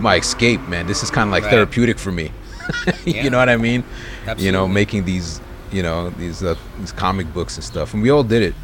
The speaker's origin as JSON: {"language": "English", "town": "Brentwood", "region": "New York", "country": "United States", "tie": "born or raised there", "said": "growing up in Brentwood"}